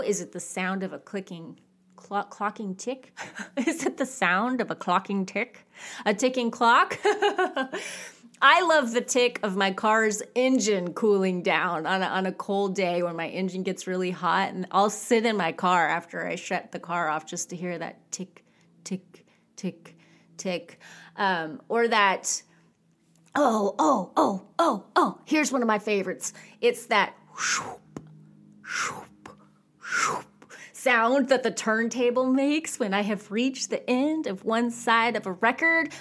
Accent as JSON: {"language": "English", "region": "California", "country": "United States", "tie": "born or raised there", "said": "I grew up in California"}